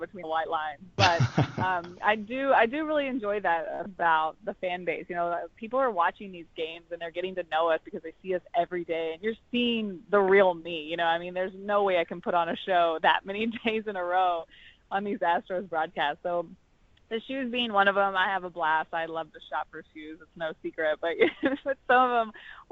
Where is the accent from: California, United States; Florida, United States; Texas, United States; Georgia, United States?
Texas, United States; growing up in Texas, I absolutely loved high school football